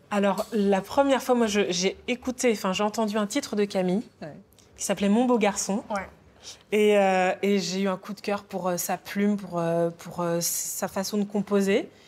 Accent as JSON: {"language": "French", "country": "Martinique", "said": "je suis martiniquaise"}